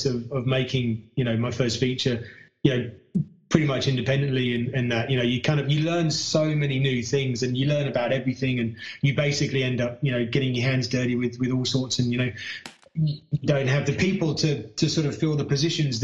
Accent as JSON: {"language": "English", "country": "United Kingdom", "moved": "as an adult", "lives_now": "Australia", "said": "I'm British and I moved here with my wife"}